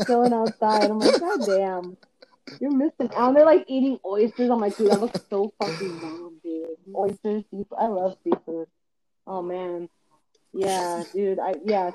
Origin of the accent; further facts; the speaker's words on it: Montebello, California, United States; also born or lived in Compton; Montebello, my hometown